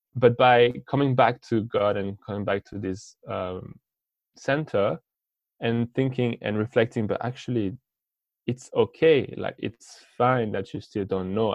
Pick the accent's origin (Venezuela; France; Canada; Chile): France; English is a second language; I'm from France. I'm 25